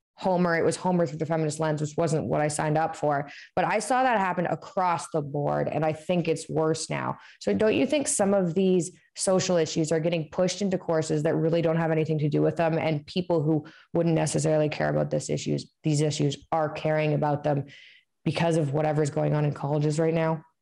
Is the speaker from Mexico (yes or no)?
no; Canada; growing up in Canada